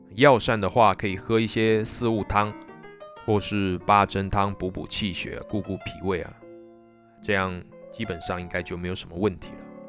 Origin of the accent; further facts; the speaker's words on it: southern Taiwan, Taiwan; 我们南部人